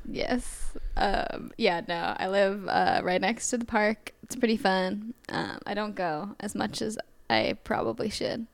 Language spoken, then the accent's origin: English; California, United States; also born or lived in Tacoma, Washington; now in Portland, United States; I'm mainly from California